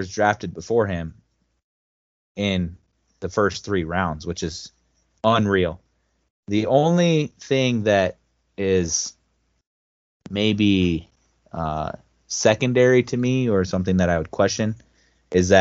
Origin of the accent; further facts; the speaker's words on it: Midwest, United States; we're from the Midwest